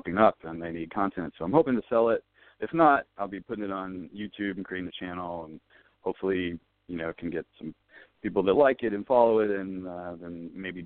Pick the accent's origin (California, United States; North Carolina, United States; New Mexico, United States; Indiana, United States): North Carolina, United States; Winston-Salem; moved away as an adult; also born or lived in Chapel Hill, North Carolina; now in Los Angeles, United States; I'm originally from North Carolina. I grew up in Winston-Salem and went to school there.